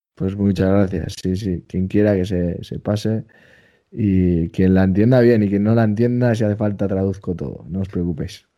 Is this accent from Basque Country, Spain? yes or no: yes; Basque Country, Spain; soy vasco